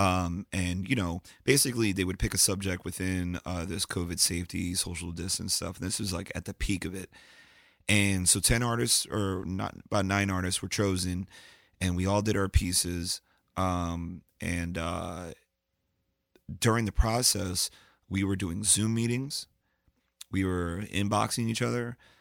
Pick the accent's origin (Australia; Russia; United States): United States; Lancaster, Pennsylvania; also born or lived in Brooklyn, New York; when I moved from Brooklyn to Lancaster